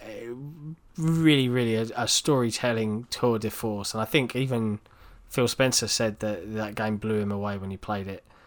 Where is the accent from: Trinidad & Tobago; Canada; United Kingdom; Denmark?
United Kingdom; England